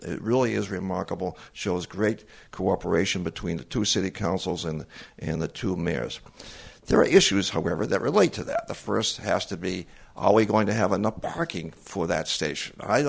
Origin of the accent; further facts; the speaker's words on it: Central Falls, Rhode Island, United States; I'm from Central Falls. Okay. Well, I was only there for a day, but I'm from Central Falls.